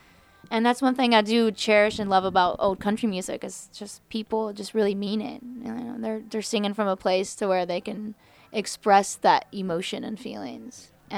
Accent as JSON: {"language": "English", "region": "West Virginia", "country": "United States", "tie": "born or raised there", "also_born_or_lived": "Charleston", "said": "Growing up in West Virginia is pretty sheltering. And you're kind of cradled in all these rolling hills, and I lived in Charleston a lot, in a lot of places in West Virginia."}